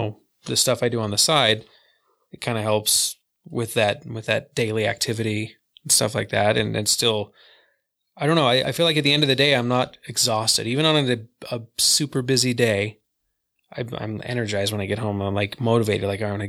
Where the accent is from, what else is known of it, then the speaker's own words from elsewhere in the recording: Vernal, Utah, United States; In Salt Lake, but I grew up in Vernal.